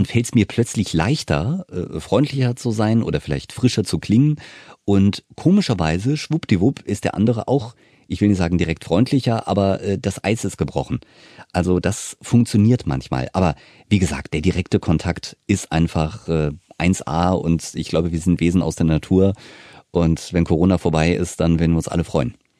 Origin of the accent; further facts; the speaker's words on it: Wiesbaden, Hesse, Germany; ich bin ja aufgewachsen in Wiesbaden, wir sind ja beide Hesse